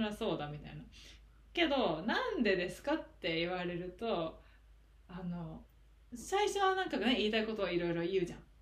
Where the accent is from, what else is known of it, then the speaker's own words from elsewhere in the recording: Japan; moved away; 日本出身